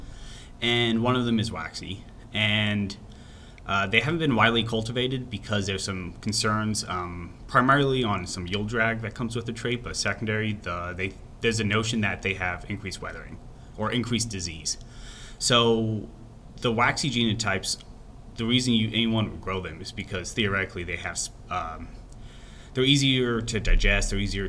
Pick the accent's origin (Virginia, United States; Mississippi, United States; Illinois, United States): Illinois, United States; moved away as an adult; now in Texas, United States; I grew up in Illinois, pretty much spent my entire life there, never even saw sorghum